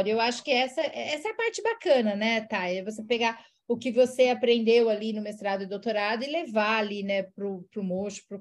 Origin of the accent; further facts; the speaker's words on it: Ceará, Brazil; moved away as an adult; now in Petrópolis, Brazil; Bom, eu sou cearense